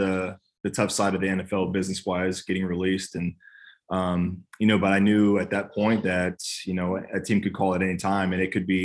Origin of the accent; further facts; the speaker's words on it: California, United States; now in Nashville, United States; I'm from California